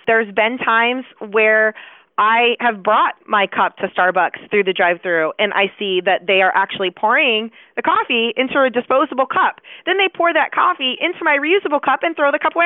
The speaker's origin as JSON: {"language": "English", "town": "Chicago", "region": "Illinois", "country": "United States", "moved": "yes", "lives_now": "Dallas, United States", "said": "despite the fact that I live in Dallas, I am from Chicago"}